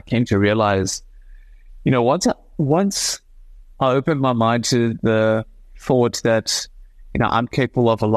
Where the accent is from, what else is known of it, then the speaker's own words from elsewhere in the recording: South Africa; representing my country as a South African gymnast